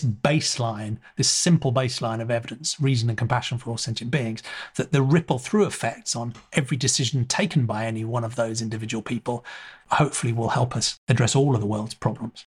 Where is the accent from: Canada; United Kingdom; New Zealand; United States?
United Kingdom; England; I grew up in England